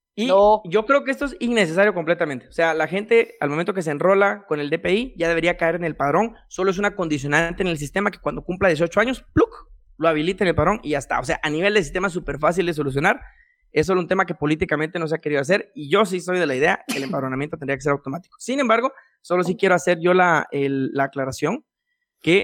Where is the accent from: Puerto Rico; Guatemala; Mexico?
Guatemala; Quetzaltenango; now in Guatemala City, Guatemala; yo soy de Shela